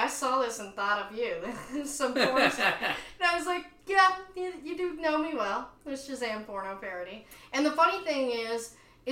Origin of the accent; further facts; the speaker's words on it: East Texas, United States; I am from East Texas